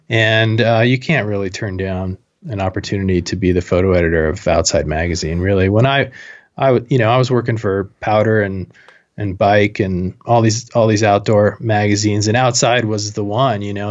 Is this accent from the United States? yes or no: yes; Moscow, Idaho, United States; moved away as an adult; also born or lived in Jackson Hole, Wyoming; I went to college in my hometown, Moscow, Idaho